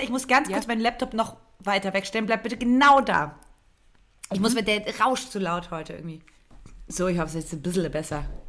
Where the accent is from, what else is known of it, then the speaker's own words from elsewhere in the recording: eastern Germany, Germany; Ich bin im Osten aufgewachsen